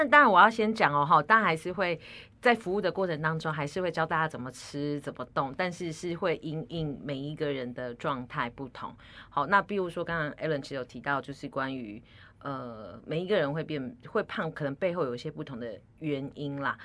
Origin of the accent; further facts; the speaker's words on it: Taiwan; 身为台湾人